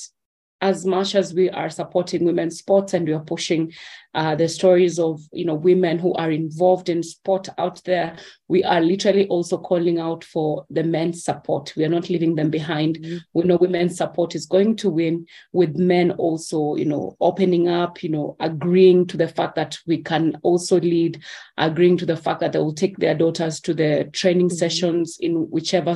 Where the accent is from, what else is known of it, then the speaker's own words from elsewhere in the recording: Kenya; I'm Kenyan